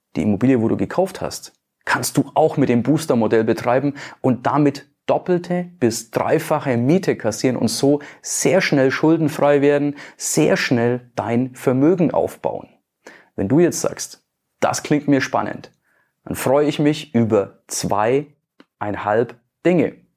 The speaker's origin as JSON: {"language": "German", "town": "Nuremberg", "region": "Bavaria", "country": "Germany", "said": "bei uns in Nürnberg, in Bayern"}